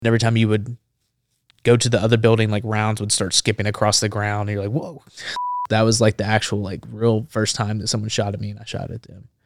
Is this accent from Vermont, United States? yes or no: no; Memphis, Tennessee, United States; now in Nashville, United States; Now I live in Nashville. but I grew up in Memphis, Tennessee